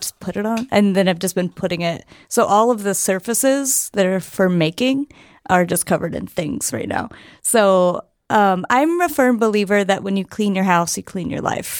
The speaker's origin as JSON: {"language": "English", "town": "Chattanooga", "region": "Tennessee", "country": "United States", "moved": "as an adult", "lives_now": "San Francisco, United States", "said": "I'm from Tennessee originally, um, East Tennessee"}